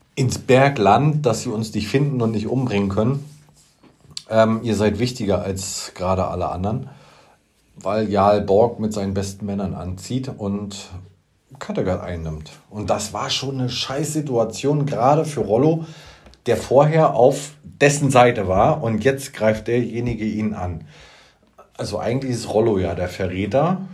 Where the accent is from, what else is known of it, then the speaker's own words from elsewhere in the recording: Usedom, Mecklenburg-Vorpommern, Germany; Ich bin auf Usedom groß geworden